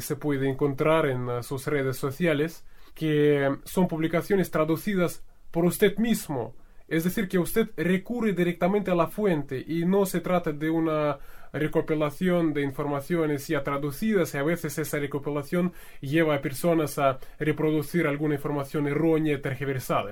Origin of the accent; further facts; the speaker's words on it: Russia; yo como persona rusa